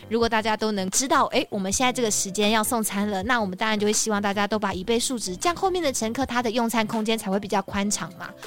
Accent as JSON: {"language": "Chinese", "country": "Taiwan", "said": "我们台湾人"}